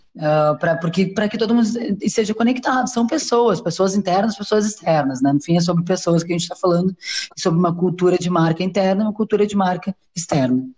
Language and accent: Portuguese; Porto Alegre, Rio Grande do Sul, Brazil; also born or lived in São Paulo; now in Rio de Janeiro, Brazil; eu nasci em Porto Alegre, depois vim para São Paulo, hoje moro no Rio